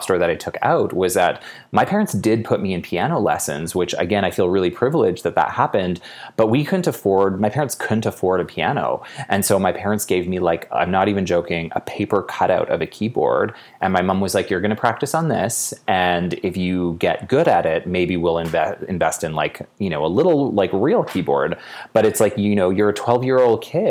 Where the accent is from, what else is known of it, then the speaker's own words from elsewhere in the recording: Edmonton, Alberta, Canada; I was born in Edmonton